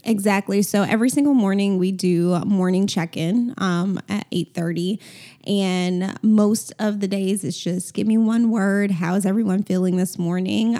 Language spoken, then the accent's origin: English; Atlanta, Georgia, United States; I grew up in Atlanta, went to Atlanta Public Schools